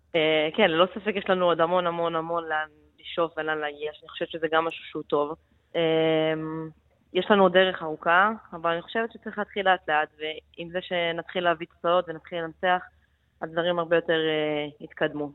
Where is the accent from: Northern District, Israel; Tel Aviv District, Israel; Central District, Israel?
Central District, Israel; Netanya; moved away as an adult; also born or lived in Jerusalem / Milan, Italy; now in Germany; נולדתי בירושלים, וכשהייתי בגיל 6 עברנו לנתניה